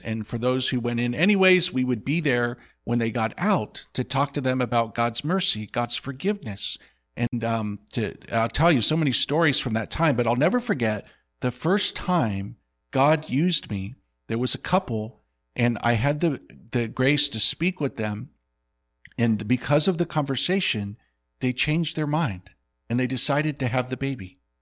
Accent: Indiana, United States; I grew up with the head coach of Purdue's, uh, basketball team

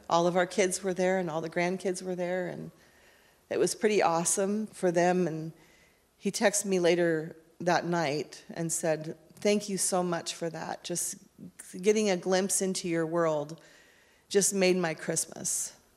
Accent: Kennewick, Washington, United States; I was born in Kennewick, Washington on March 13th, 1963

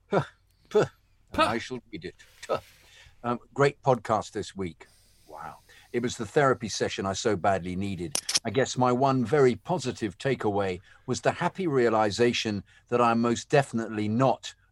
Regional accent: New York City, New York, United States; I'm a New Yorker.

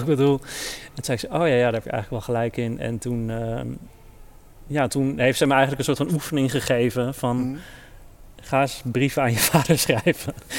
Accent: Netherlands; ik ben in Nederland geboren en opgegroeid

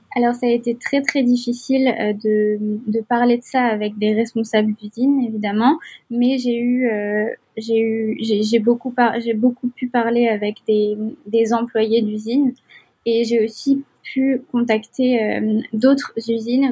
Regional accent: Algiers, Algiers Province, Algeria; moved away as an adult; also born or lived in Nantes, France; now in Montreal, Canada; j'ai j'ai grandi à Alger, en Algérie, pendant une grande partie de ma vie.

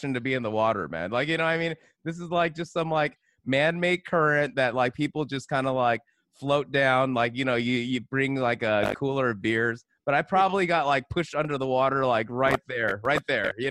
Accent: California, United States; I'm from California

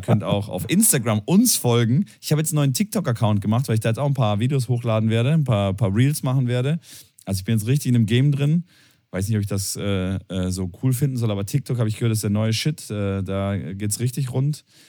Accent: Tübingen, Baden-Württemberg, Germany; moved away as an adult; also born or lived in Cologne; meine Heimat ist Tübingen. Äh, geboren, aufgewachsen, äh, Abitur gemacht und dann in die weite Welt gegangen.

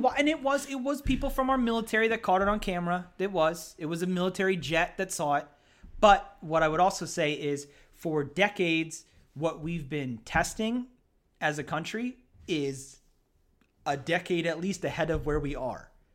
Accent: Hamburg, Pennsylvania, United States; also born or lived in Easton, Pennsylvania; where I grew up in Hamburg, Pennsylvania

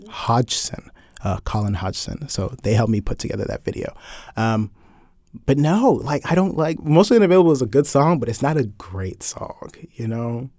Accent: Atlanta, Georgia, United States; I'm more from Atlanta than you're from Atlanta

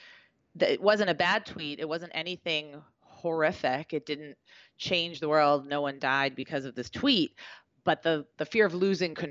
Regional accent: Beverly, Massachusetts, United States; also born or lived in Boston; Where I live, my hometown

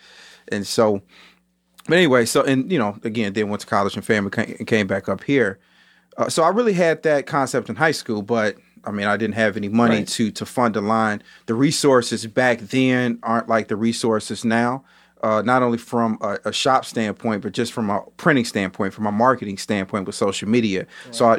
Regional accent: Chicago, Illinois, United States; So I was born and raised in the Inglewood part of Chicago.

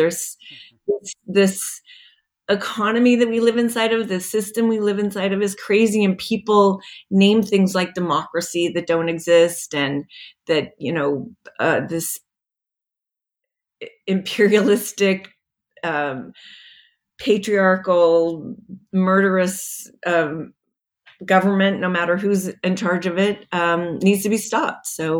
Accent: Las Vegas, Nevada, United States; I think a little bit of that came from growing up in Las Vegas, or at least spending my teenage years there, because you didn't see a lot of grownups.

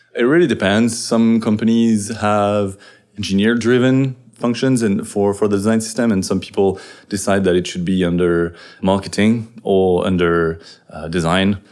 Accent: France; now in San Francisco, United States; I'm a French developer in San Francisco

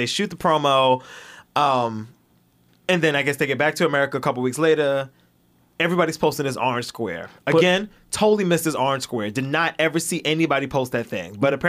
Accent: New York City, New York, United States; I'm from Flatbush.

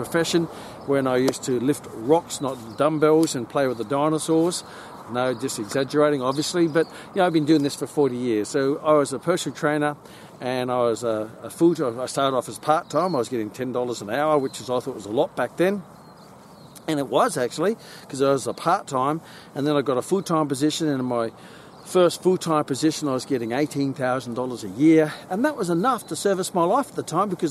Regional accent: Gold Coast, Queensland, Australia; I grew up on the Gold Coast, on the beaches and the golden beaches.

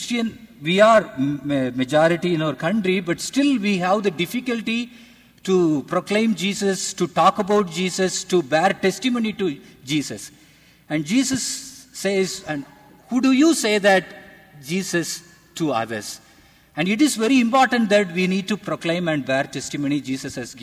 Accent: India; I am from India.

